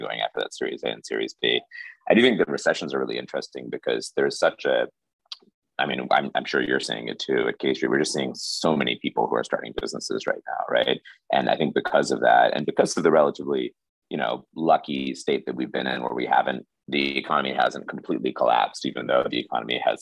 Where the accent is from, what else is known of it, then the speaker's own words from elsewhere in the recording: Indianapolis, Indiana, United States; also born or lived in New York; I grew up in Indiana. My township in Indianapolis was 99.97% white